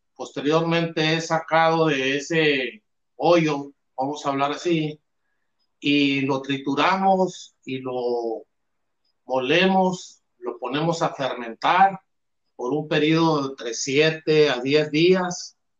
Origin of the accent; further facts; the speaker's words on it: Álamos, Sonora, Mexico; somos del sur de Sonora, de una región de Álamos